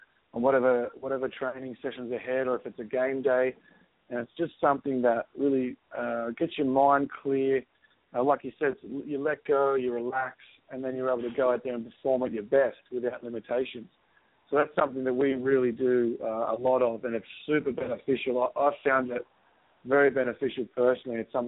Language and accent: English; Sydney, New South Wales, Australia; moved away as an adult; now in Seattle, United States; I was born in Sydney, Australia, in a little town called Cronulla Beach. So I grew up in a very active town